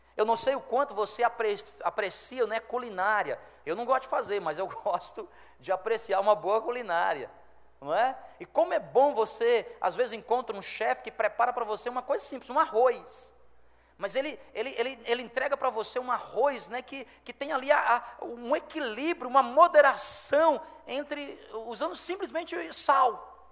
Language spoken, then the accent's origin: Portuguese; Fortaleza, Ceará, Brazil; now in Roraima, Brazil; eu sou fortalezense